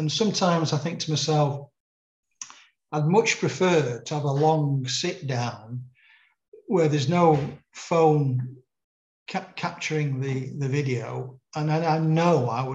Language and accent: English; Manchester, North West England, United Kingdom; moved away; also born or lived in Sheffield; I was a crime reporter growing up in Manchester